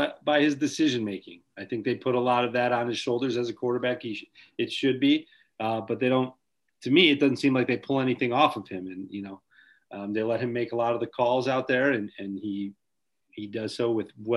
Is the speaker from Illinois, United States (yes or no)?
yes; New Lenox, Illinois, United States; my hometown of New Lenox